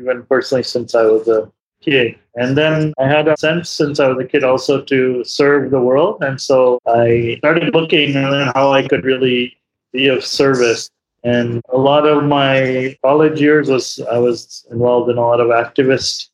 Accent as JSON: {"language": "English", "town": "Chicago", "region": "Illinois", "country": "United States", "tie": "born or raised there", "also_born_or_lived": "India", "said": "I grew up in Chicago, in suburbs of Chicago"}